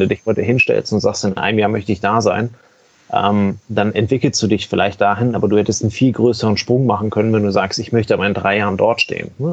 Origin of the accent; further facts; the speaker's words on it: Germany; bei uns in Deutschland